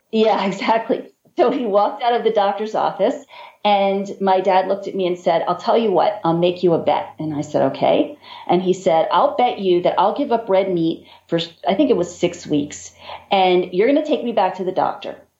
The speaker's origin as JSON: {"language": "English", "town": "Baltimore", "region": "Maryland", "country": "United States", "said": "We're from Baltimore, and Baltimore is home of the crabs"}